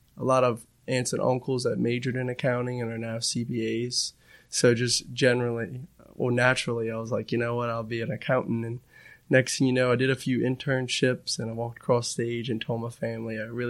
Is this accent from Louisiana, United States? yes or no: yes; Metairie, Louisiana, United States; born and raised in Metairie, Louisiana, right outside New Orleans.